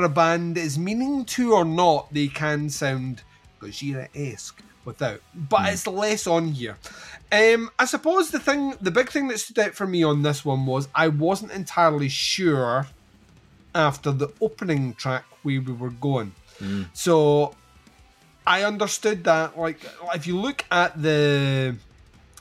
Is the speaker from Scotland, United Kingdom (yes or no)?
yes; Scotland, United Kingdom; accent: Scottish; We're Scottish